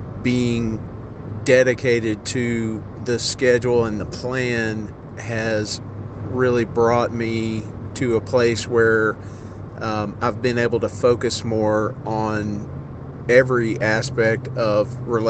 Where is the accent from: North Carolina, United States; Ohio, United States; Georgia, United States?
Georgia, United States; Carrollton; I'm from Carrollton, Georgia.